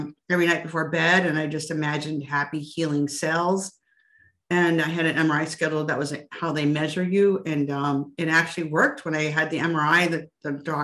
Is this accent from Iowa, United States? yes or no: yes; Iowa, United States; I grew up in Iowa and there's more pigs than people there